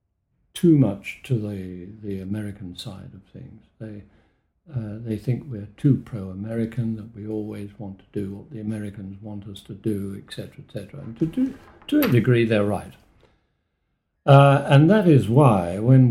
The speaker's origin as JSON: {"language": "English", "region": "London", "country": "United Kingdom", "tie": "born or raised there", "also_born_or_lived": "France", "moved": "yes", "said": "I was born in London."}